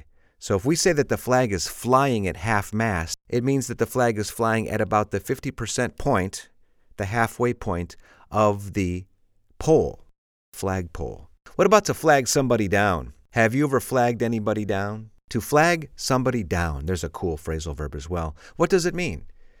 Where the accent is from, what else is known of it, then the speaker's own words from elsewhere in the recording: Chicago, Illinois, United States; because I'm from the Windy City in Chicago. We have a lot of wind.